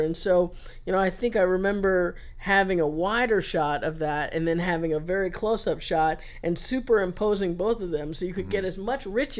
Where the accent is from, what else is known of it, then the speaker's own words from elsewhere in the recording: Chicago, Illinois, United States; I grew up in Chicago